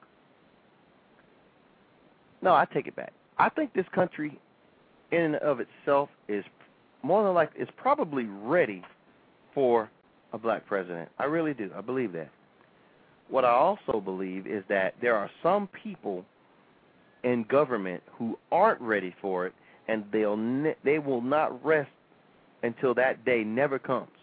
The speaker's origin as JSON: {"language": "English", "country": "United States", "tie": "born or raised there", "said": "I was born in America."}